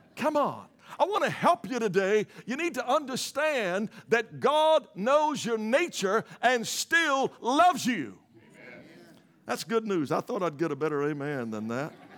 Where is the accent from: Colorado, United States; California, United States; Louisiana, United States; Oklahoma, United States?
Louisiana, United States; moved away; I'm originally from Louisiana